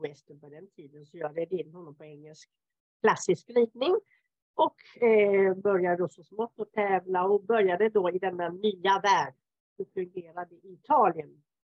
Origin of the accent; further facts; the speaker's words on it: Helsingborg, Skåne, Sweden; moved away as an adult; now in Italy; jag är född och uppvuxen utanför Helsingborg